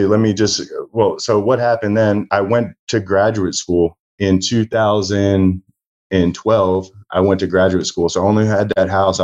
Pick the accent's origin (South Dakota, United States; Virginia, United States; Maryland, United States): Maryland, United States; Baltimore; I grew up in Baltimore, Maryland